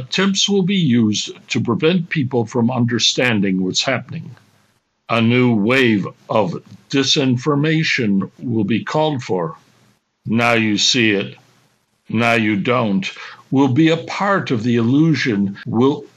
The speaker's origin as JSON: {"language": "English", "country": "United States", "said": "being an American"}